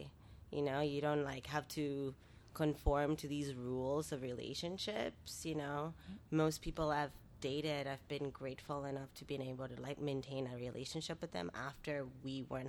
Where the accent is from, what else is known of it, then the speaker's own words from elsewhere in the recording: New York City, New York, United States; moved away as an adult; also born or lived in Dominican Republic / Brooklyn; now in San Francisco, United States; I grew up in New York, in the South Bronx, and lived the majority of my adult life in Brooklyn. And I'm from the Caribbean, where I also spent a third of my life.